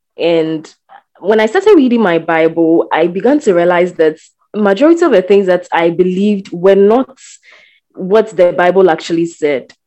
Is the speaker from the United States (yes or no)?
no; Ghana; I am a Ghanaian.